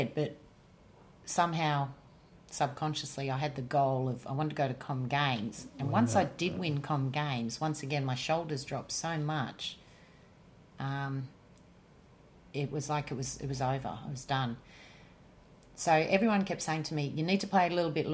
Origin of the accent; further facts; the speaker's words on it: Melbourne, Victoria, Australia; also born or lived in north of England; there was such a relief to have won in my hometown